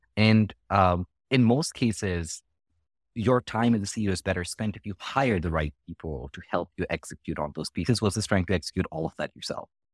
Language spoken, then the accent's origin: English; India; now in United States; the education system that I grew up with in India